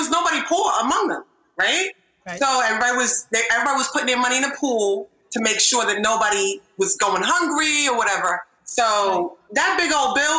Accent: Nigeria; we're Nigerian

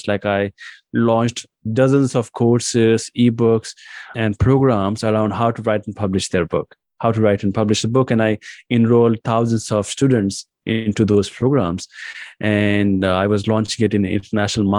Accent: India; English is a second language; I was born in India and raised in India as well

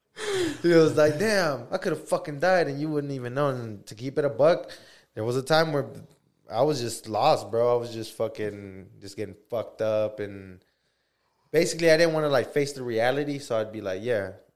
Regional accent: United States; as American people

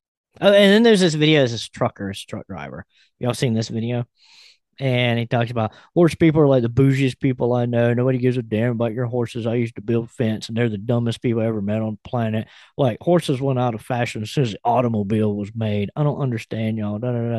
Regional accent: Alabama, United States; I grew up in Alabama.

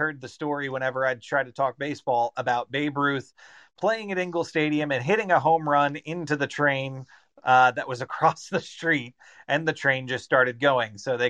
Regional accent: Chattanooga, Tennessee, United States; I grew up in Chattanooga.

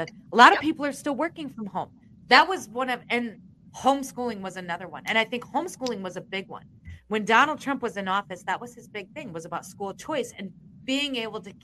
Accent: Iowa, United States; I'm from Iowa.

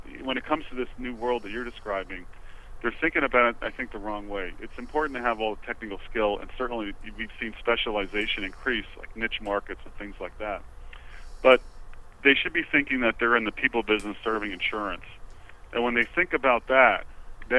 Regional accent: New Jersey, United States; moved away as an adult; also born or lived in New York; now in Washington, D.C., United States; Born and raised in New Jersey

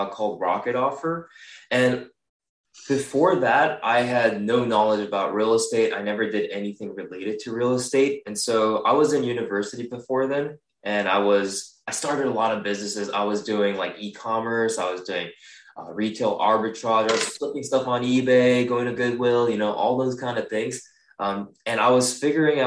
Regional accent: Singapore; English is a second language; moved away as an adult; also born or lived in Japan; now in California, United States; And then I moved over to Singapore, where I lived about 13 years of my life then.

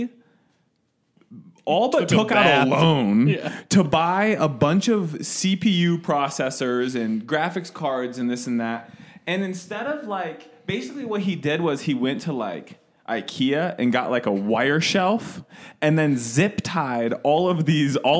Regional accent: Midwest, United States; also born or lived in Ohio; now in Colorado, United States; I'm from the Midwest

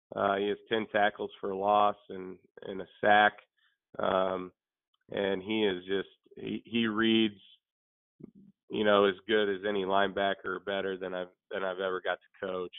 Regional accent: Chillicothe, Missouri, United States; I was born and raised in Chillicothe, Missouri.

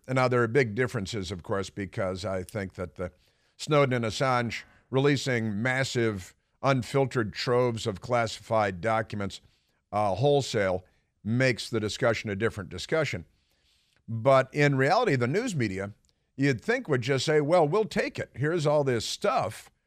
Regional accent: Chicago, Illinois, United States; moved away; I'm from the Midwest, uh, you know, from the Chicagoland area

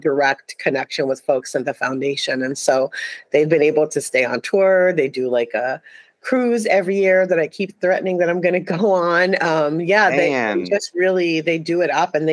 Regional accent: New York City, New York, United States; now I'm from New York City. I grew up in Brooklyn, New York

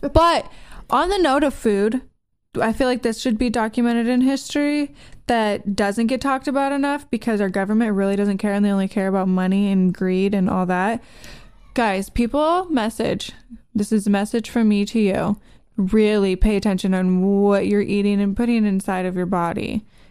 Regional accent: United States; I'm American

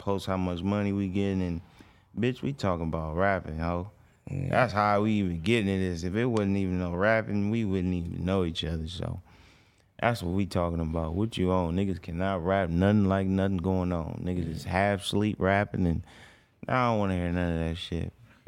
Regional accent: Los Angeles, California, United States; we all from

